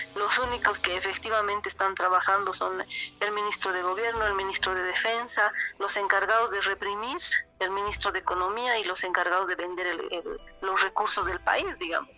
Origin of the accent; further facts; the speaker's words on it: Bolivia; yo soy Aymara, soy em, de aquí, de, este territorio que ahora se llama Bolivia